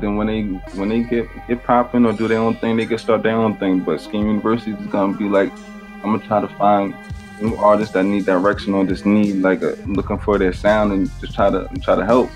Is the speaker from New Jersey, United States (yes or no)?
yes; Bayonne, New Jersey, United States; But I was always from Bayonne. Now I'm back in Bayonne